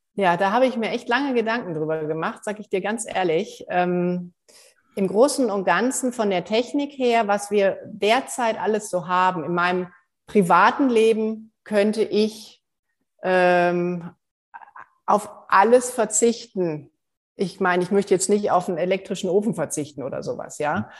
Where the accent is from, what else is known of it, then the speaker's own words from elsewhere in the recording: Germany; bei uns in Deutschland